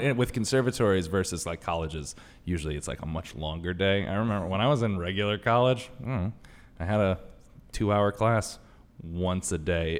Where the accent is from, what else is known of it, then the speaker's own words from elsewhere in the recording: Connecticut, United States; I'm from Connecticut